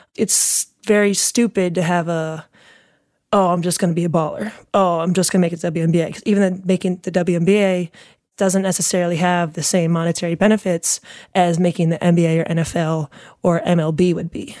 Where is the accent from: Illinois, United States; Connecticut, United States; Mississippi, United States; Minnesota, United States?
Connecticut, United States; New York area; moved away as an adult; also born or lived in Barcelona; now in Chicago, United States; I grew up in the New York area